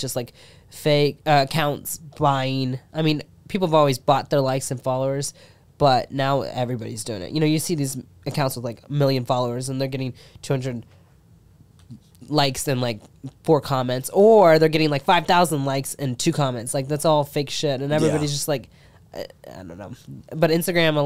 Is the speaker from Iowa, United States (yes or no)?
no; Cincinnati, Ohio, United States; moved away as an adult; now in Texas, United States; I'm from Cincinnati, Ohio